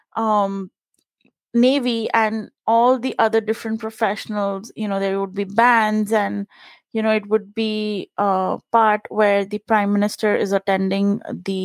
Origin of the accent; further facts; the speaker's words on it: Maharashtra, India; first language Punjabi; English is a second language; moved away as an adult; I was born in Maharashtra, Maharashtra's state language is Marathi. And so that was like one of the things that we had to learn in school